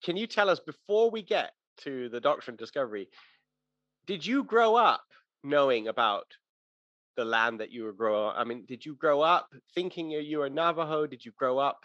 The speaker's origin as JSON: {"language": "English", "region": "Alberta", "country": "Canada", "tie": "born or raised there", "said": "I'm a white Canadian. I grew up on the plains of Alberta"}